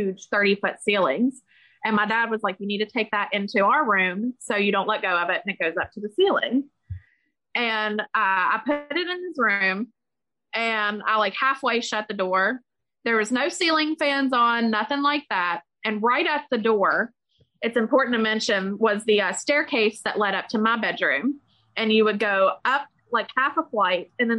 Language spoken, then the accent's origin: English; West Virginia, United States; we're from West Virginia